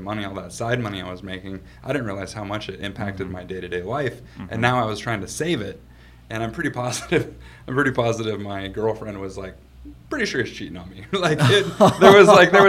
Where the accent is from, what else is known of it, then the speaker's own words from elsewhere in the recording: Aberdeen, Washington, United States; I grew up on the West Coast. I grew up in Aberdeen, Washington.